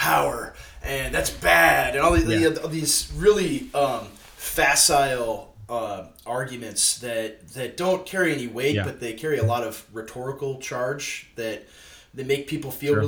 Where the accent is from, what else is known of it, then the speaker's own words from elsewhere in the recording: Waseca, Minnesota, United States; I'm ministering in my hometown of Waseca, Minnesota, and it's where I grew up